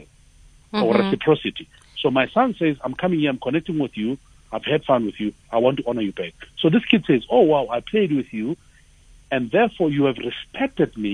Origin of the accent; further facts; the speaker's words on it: Tembisa, Gauteng, South Africa; I'm from Tembisa